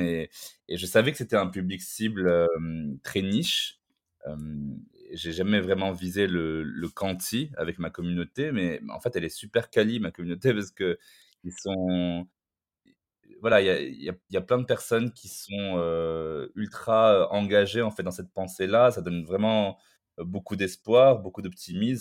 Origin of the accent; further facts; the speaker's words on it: Morocco; Au Maroc, par exemple, là, là d'où je viens